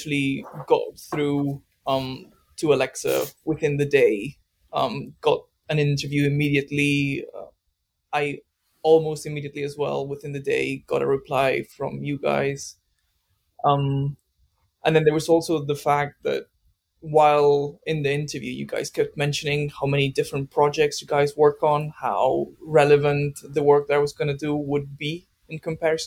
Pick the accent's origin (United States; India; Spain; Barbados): Spain; moved away as an adult; also born or lived in Manchester; now in United Kingdom; I'm from Spain originally.